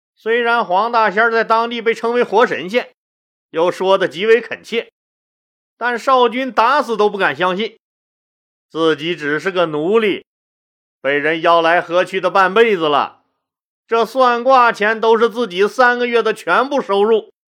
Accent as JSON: {"language": "Chinese", "region": "Northeast China", "country": "China", "accent": "Northeastern (Dongbei) dialect", "said": "这撒嘛是我们东北话啊"}